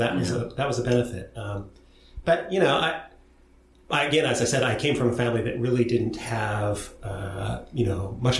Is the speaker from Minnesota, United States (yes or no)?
no; Portland, Oregon, United States; And so I grew up there. I was born there and then grew up in some areas east of the city, first in a rural area and then, I suppose, more in the suburbs.